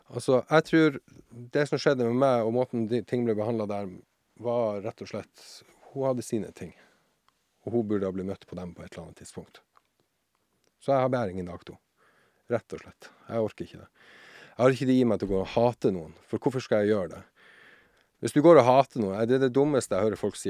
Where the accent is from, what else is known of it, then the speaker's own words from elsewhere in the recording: Tromsø, Troms, Norway; also born or lived in Sjursnes; jeg er født og oppvokst eh, oppe i Tromsø, i Nord-Norge, som sikkert dialekten min avslører